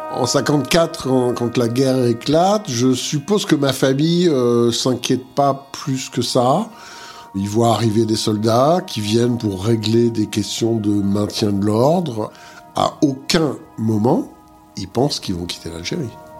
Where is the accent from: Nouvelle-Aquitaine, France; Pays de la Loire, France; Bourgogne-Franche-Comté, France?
Bourgogne-Franche-Comté, France; Montbéliard; moved away as an adult; je suis né à Montbéliard, dans le Doubs.